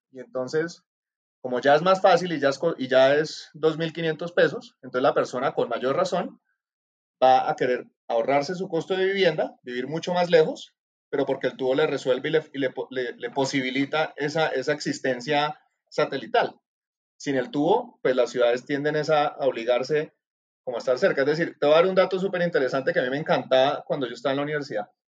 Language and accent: Spanish; Cali, Valle del Cauca, Colombia; moved away; also born or lived in California; yo soy de Cali, obviamente por el acento